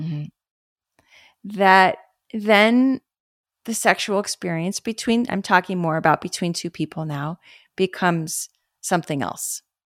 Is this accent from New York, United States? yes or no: no; Los Angeles, California, United States; where I grew up in West